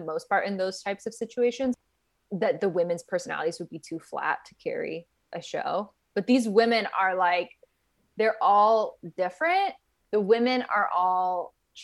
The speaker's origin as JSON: {"language": "English", "region": "Minnesota", "country": "United States", "also_born_or_lived": "Japan", "moved": "as an adult", "said": "I'm from Minnesota originally"}